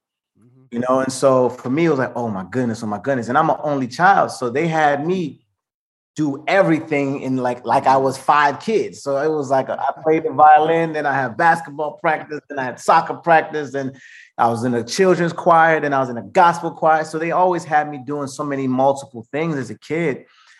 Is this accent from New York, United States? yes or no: no; Maplewood, New Jersey, United States; growing up in Jersey, man, it was a blessing because it was such a melting pot. So I grew up around Indians, Asians, Black, White, all type of people.